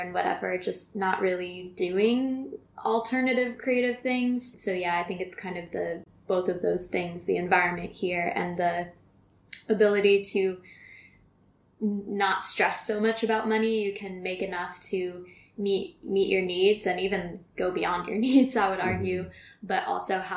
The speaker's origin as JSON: {"language": "English", "country": "United States", "moved": "yes", "lives_now": "Ho Chi Minh City, Vietnam", "said": "where are you from? And I say America"}